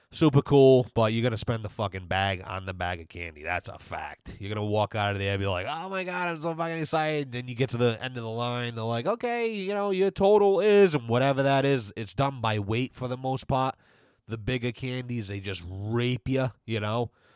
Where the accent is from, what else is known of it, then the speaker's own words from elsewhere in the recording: United States; As an American